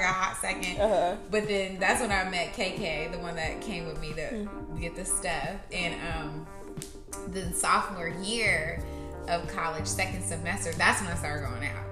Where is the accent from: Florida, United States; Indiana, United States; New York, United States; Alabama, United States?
Indiana, United States; Indianapolis; I'm from Indianapolis, Indiana